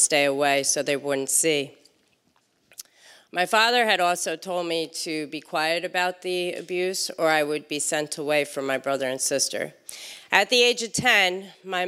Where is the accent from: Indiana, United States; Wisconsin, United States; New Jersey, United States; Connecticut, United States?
New Jersey, United States; Morris County; I'm from Morris County, New Jersey